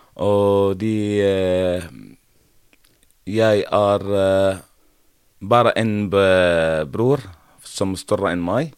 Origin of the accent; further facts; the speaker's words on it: Homs, Homs Governorate, Syria; first language Arabic; Norwegian is a second language; moved away as an adult; now in Norway; Jeg har vokst opp i Syria, i et område som heter Homs